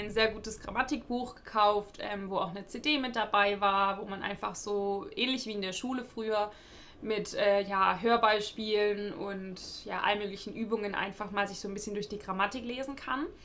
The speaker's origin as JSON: {"language": "German", "country": "Germany", "tie": "born or raised there", "first_language": "German", "said": "ich äh, bin in Deutschland aufgewachsen, also meine Muttersprache ist Deutsch."}